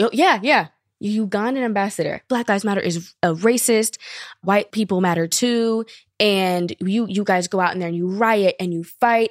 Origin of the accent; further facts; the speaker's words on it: Long Beach, California, United States; also born or lived in France; I'm from Long Beach, California